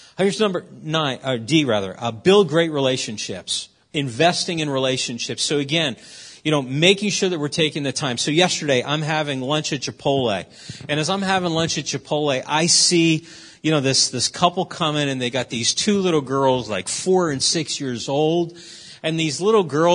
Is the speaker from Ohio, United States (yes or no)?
no; Philadelphia, Pennsylvania, United States; I'm from West Philadelphia, born and raised